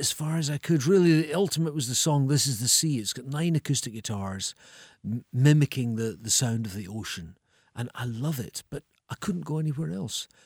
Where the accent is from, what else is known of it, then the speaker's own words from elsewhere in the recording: Edinburgh, Scotland, United Kingdom; moved away; also born or lived in Ayr; I'm from Edinburgh, but, but I spent my teenage years in Ayr.